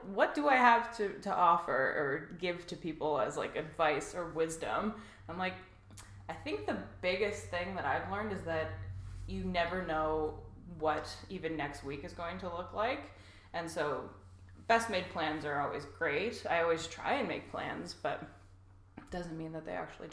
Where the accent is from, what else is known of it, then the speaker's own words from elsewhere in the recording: Gravenhurst, Ontario, Canada; also born or lived in Halifax / Toronto; I grew up in Gravenhurst, and Danielle and I know each other because we went to Beech Grove Public School together